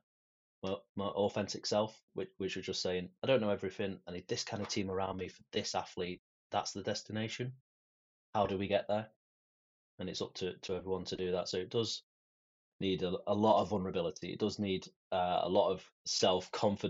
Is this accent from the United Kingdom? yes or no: yes; Manchester, North West England, United Kingdom; I grew up in South Manchester, and it's tough